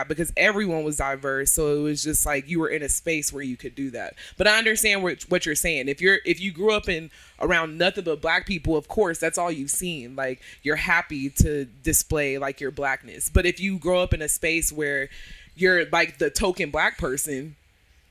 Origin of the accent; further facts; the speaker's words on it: Houston, Texas, United States; I grew up in Houston